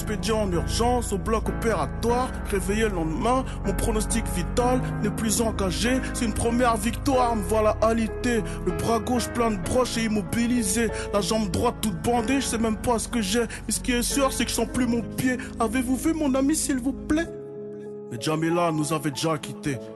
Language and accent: French; Le Blanc-Mesnil, Île-de-France, France; Français, d'origine des Z, je viens de la cité des Tilleuls à Blancoc, 9-3, 35, je bosse dans le textile